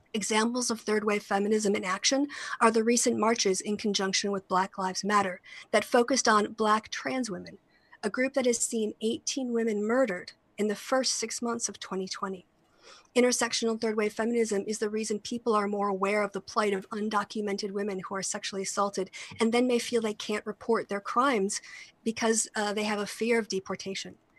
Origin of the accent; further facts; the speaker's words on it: United States; my home country of the United States